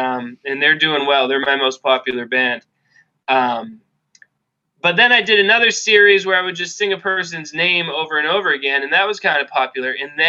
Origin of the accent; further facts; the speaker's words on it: coast just north of Boston, Massachusetts, United States; also born or lived in Rhode Island / New Hampshire; grew up here, dude, for sure.